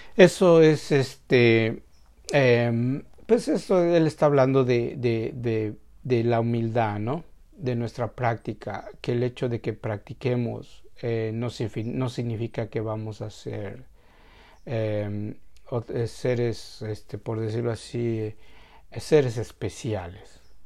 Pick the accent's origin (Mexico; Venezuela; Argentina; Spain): Mexico; para nosotros como mexicanos